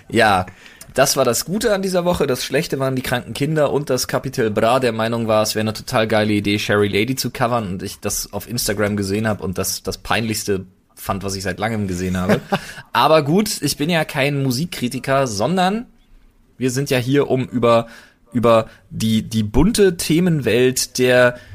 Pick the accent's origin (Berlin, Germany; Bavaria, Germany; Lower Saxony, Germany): Berlin, Germany; Ach, ganz ehrlich, Digga, wir sind doch als Berliner auch nicht, ne, wir nehmen ja kein Blatt vor den Mund